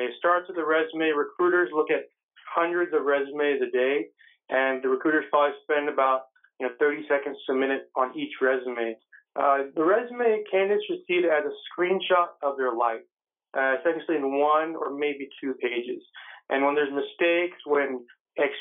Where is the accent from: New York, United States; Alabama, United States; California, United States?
California, United States; San Jose; I actually grew up in the Bay Area, San Jose, California.